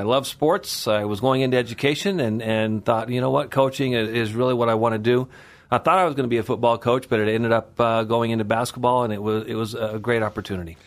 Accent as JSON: {"language": "English", "town": "Kellogg", "region": "Idaho", "country": "United States", "tie": "born or raised there", "also_born_or_lived": "Meridian, Idaho", "moved": "as an adult", "said": "we moved back up to Kellogg, uh, in nineteen seventy-five as I was entering the fourth grade"}